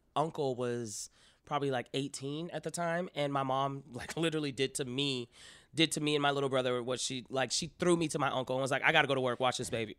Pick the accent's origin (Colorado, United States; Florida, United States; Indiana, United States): Florida, United States; Miami; I'm from Miami, Florida